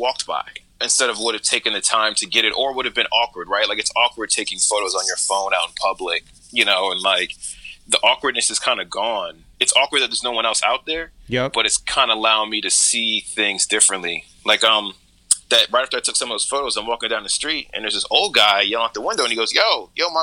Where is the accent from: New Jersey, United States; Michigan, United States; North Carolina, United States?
New Jersey, United States; now in Brooklyn, United States; I'm from Jersey originally, so I'm not from a busy environment